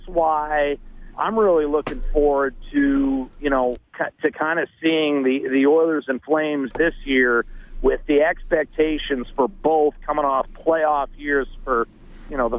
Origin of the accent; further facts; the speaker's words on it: Northwest Pennsylvania, United States; moved away; I happened to be near my hometown